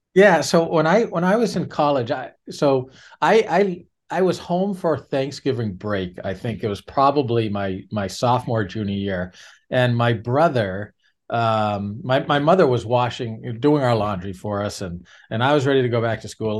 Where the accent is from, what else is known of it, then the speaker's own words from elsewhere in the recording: New Hampshire, United States; I'm born and raised in New Hampshire